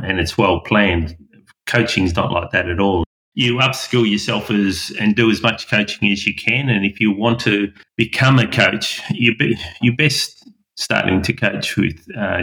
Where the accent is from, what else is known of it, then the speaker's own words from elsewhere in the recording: Melbourne, Victoria, Australia; also born or lived in Belgium; When I was growing up in Melbourne